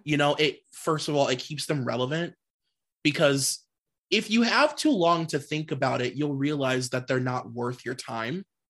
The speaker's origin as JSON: {"language": "English", "town": "Cleveland", "region": "Ohio", "country": "United States", "said": "I'm from Cleveland"}